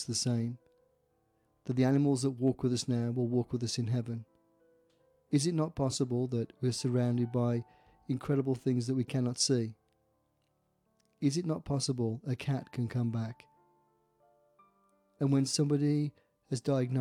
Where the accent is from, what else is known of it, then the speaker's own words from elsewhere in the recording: Staffordshire, West Midlands, United Kingdom; this story actually hails out of England and from my hometown in Staffordshire.